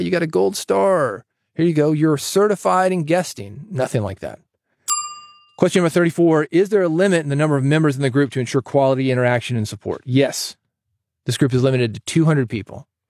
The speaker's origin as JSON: {"language": "English", "town": "Nashville", "region": "Tennessee", "country": "United States", "tie": "born or raised there", "said": "growing up in Nashville, around the music industry."}